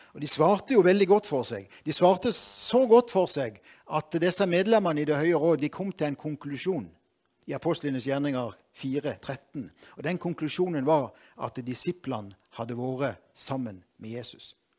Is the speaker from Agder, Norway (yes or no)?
yes; Moi, Agder, Norway; jeg er fra Moi